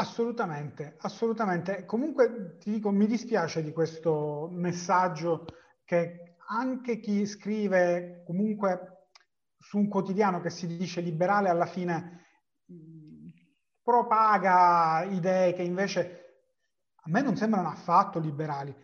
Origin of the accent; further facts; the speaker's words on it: the South, Southern Italy, Italy; sono del Sud